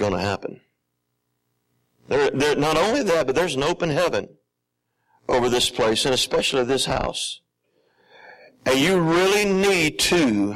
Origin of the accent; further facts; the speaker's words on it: Alabama, United States; I'm from the South, my original home place is Alabama